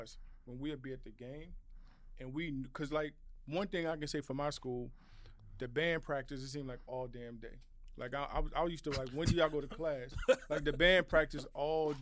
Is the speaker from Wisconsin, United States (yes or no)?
no; New York, United States; I'm from New York